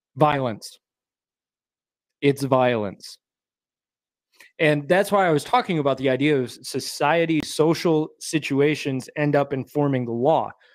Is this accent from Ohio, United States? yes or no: no; Michigan, United States; moved away; I was born and raised in Michigan